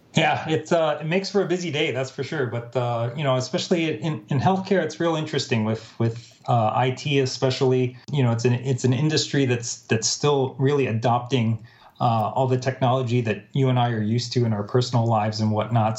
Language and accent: English; Minnesota, United States; born or raised there; moved away as an adult; also born or lived in Baltimore, Maryland / San Francisco Bay Area, California; now in San Francisco, United States